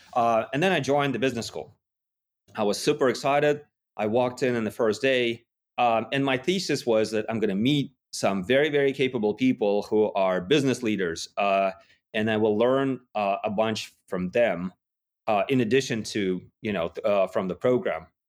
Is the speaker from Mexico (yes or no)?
no; Yekaterinburg, Sverdlovsk Oblast, Russia; moved away; I was in Russia in a, in a relatively small city called Yekaterinburg